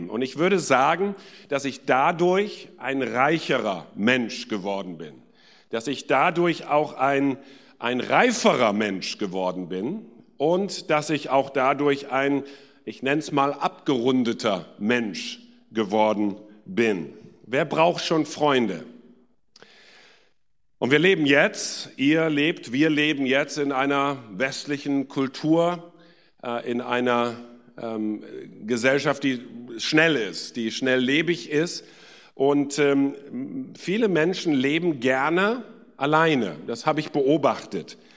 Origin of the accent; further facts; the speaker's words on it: India; now in Germany; Ähm, in Indien bin ich geboren und aufgewachsen und dann in Südindien zur Schule gegangen.